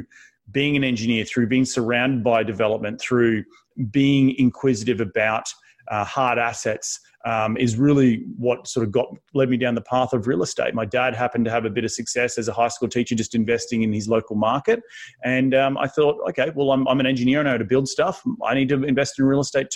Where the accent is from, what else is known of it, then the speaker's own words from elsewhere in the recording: Sunshine Coast, Queensland, Australia; moved away as an adult; also born or lived in New York City; now in United States; growing up on the Sunshine Coast in Queensland, surfing, riding horses.